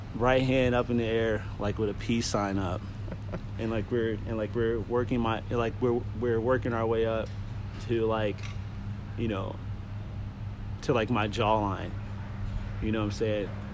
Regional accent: Kansas City, Missouri, United States; I'm from Kansas City, so like Kansas City will always be rooted

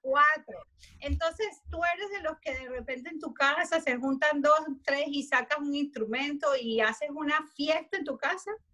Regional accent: Venezuela

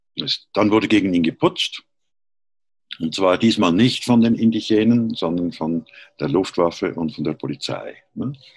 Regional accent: Switzerland; moved away as an adult; also born or lived in Berlin; ich bin Schweizer, wie man hört

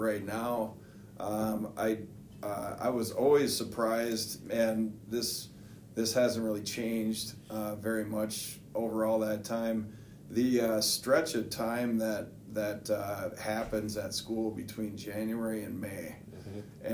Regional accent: Hill City, Minnesota, United States; also born or lived in Floodwood / Grand Rapids; I grew up born and raised in Hill City, not too far from here

